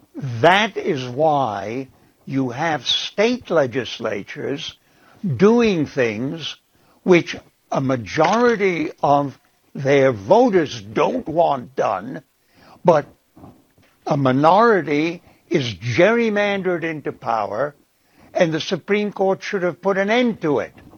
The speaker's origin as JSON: {"language": "English", "region": "Prague", "country": "Czechia", "tie": "born or raised there", "moved": "yes", "lives_now": "United States", "said": "I was born in Prague"}